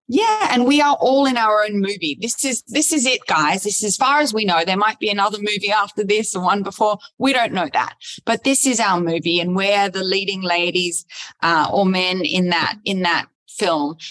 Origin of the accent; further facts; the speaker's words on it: Sydney, New South Wales, Australia; moved away as an adult; also born or lived in Los Angeles / New York; I grew up in Sydney, where I am now back after being in Los Angeles in New York, uh, Los Angeles for 12 years, in New York for five years